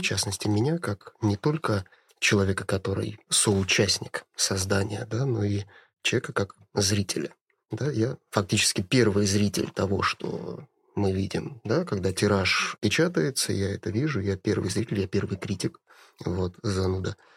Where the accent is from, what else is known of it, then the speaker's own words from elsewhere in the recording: Saint Petersburg, Russia; я коренной ленинградец, и у меня как у жителя города, как у человека, родившегося в этом городе